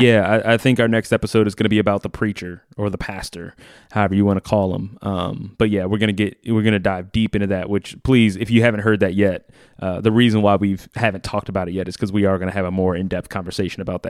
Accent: New Orleans, Louisiana, United States; I grew up in New Orleans

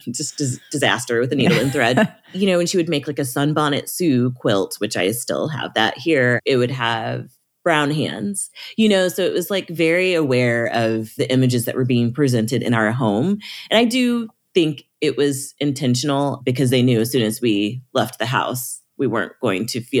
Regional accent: Midwest, United States; I don't know how you feel about growing up in the Midwest, but I feel like our options weren't really presented to us very clearly.

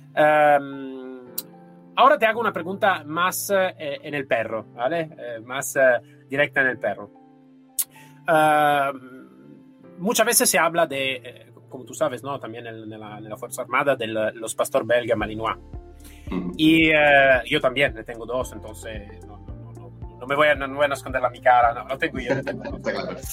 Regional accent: Italy; Spanish is a second language; now in Spain

